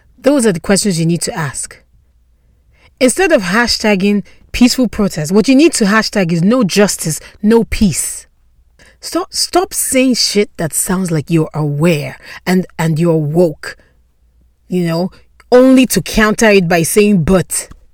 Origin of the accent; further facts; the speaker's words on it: Nigeria; I'm Nigerian